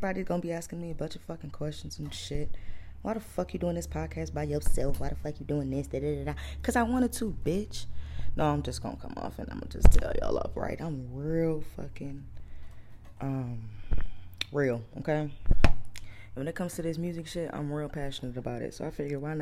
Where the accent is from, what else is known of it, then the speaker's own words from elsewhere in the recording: Cleveland, Ohio, United States; I'm from Cleveland